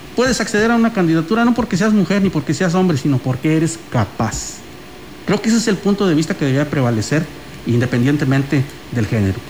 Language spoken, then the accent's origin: Spanish; Mexico; somos los mexicanos